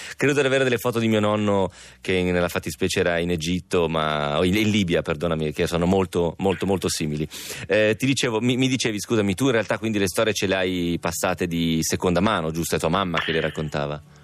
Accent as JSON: {"language": "Italian", "town": "Romentino", "region": "Piedmont", "country": "Italy", "tie": "born or raised there", "said": "al mio paese"}